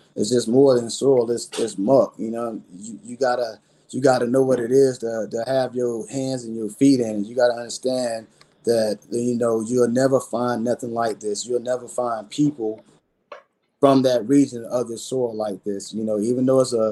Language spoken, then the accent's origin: English; Belle Glade, Florida, United States; moved away; I'm from Belgrade in Harlem, is where I grew up at and where I was born and raised